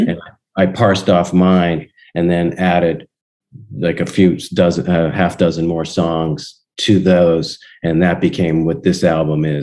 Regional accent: Donora, Pennsylvania, United States; i went back to my hometown and uh, 2018.

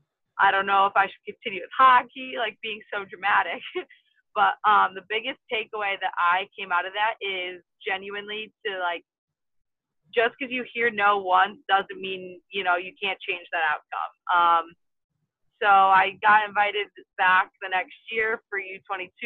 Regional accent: Wisconsin, United States; my home state of Wisconsin

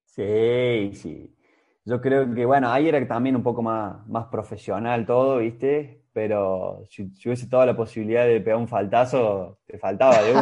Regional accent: Córdoba, Argentina; moved away; also born or lived in Romania; Yo soy cordobés, pero también soy siestero

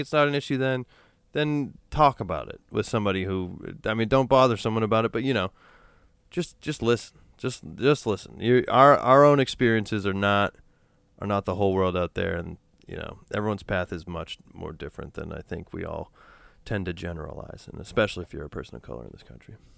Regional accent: New Hampshire, United States; now in Los Angeles, United States; I grew up in New Hampshire, which is predominantly white

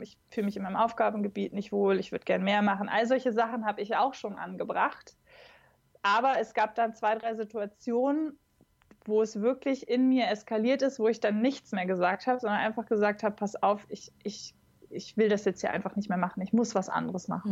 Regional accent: Braunschweig, Lower Saxony, Germany; nah an meiner Heimatstadt dran. Ich komme aus Braunschweig ursprünglich.

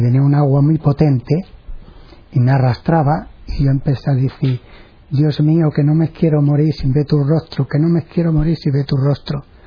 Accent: Medina-Sidonia, Andalusia, Spain; moved away; Medina Sidonia, provincia de Cádiz

